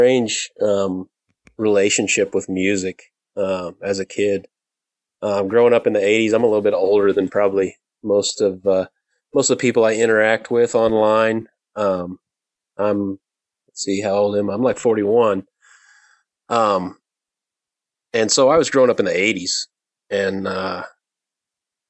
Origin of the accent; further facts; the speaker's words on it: Indiana, United States; moved away; I grew up in Indiana